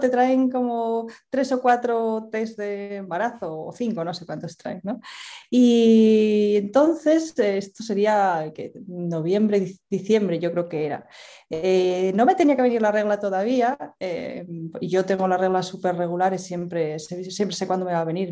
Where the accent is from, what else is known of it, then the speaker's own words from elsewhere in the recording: Asturias, Spain; yo soy de Asturias y en estos momentos vivo en Asturias también